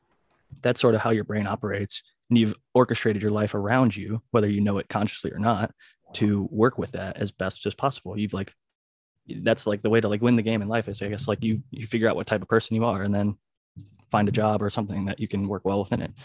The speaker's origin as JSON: {"language": "English", "region": "Ohio", "country": "United States", "said": "I'm from Ohio, not from California"}